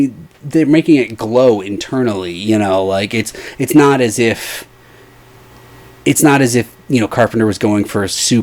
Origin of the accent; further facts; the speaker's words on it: Midwest, United States; Now, again, I'm from the Midwest, and we will get foggy days.